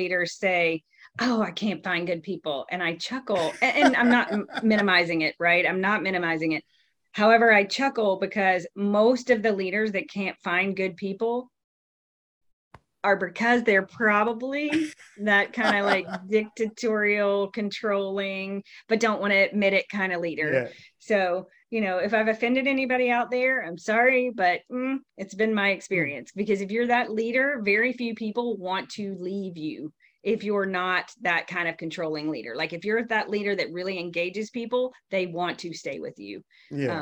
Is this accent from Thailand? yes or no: no; the South, United States; I grew up in the South, where you're supposed to be very humble and don't brag